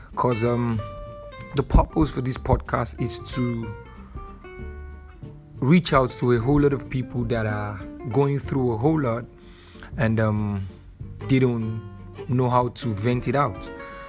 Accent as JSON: {"language": "English", "region": "Lagos", "country": "Nigeria", "said": "I'm from Lagos, Nigeria. I'm a filmmaker, content creator, and a cinematographer."}